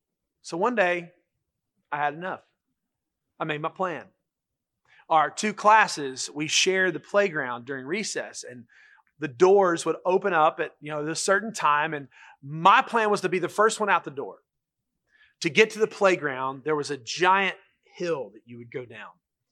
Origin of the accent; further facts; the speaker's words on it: Charlotte, North Carolina, United States; When I was growing up in Charlotte, there was a little boy who was in school with me.